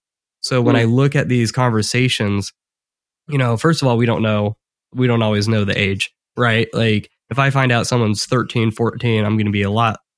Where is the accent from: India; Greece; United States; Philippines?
United States; Midwest; me and Chris are just these Midwesterners that have like no accent at all